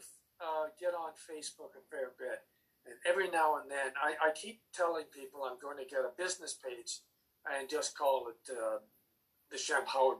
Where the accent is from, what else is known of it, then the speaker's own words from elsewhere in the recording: United Kingdom; born there; And that's because I was born in Britain, and it's the home of Jeff Chaucer.